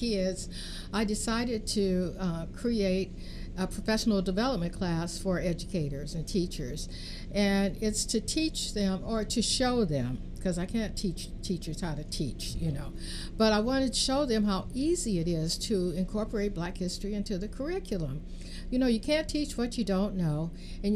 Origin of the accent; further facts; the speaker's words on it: Richmond, California, United States; I grew up here. I grew up in Richmond